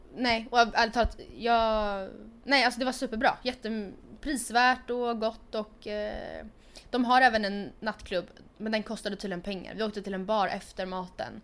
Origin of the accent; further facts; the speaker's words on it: Sweden; also born or lived in Stockholm; Två simpla influencers från Sweden